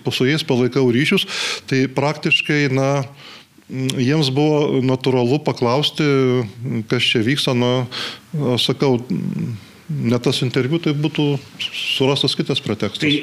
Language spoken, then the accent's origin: Lithuanian; Butrimonys, Alytus County, Lithuania; aš gimiau būti Rimonyse